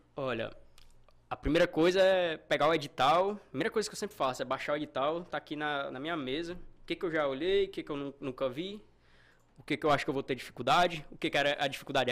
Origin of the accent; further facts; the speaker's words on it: Russas, Ceará, Brazil; eu sou do interior do Ceará, é Russas